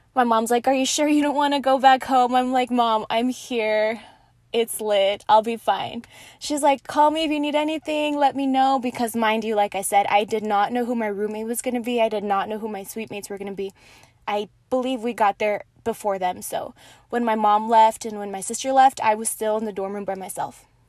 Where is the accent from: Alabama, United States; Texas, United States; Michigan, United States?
Texas, United States; Horizon City; also born or lived in Las Cruces, New Mexico; I grew up in Horizon City in El Paso